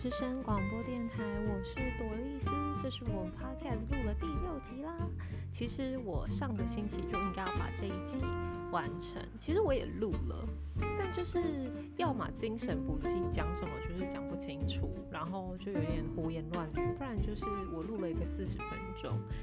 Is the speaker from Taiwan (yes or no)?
yes; Taiwan; 我们台湾人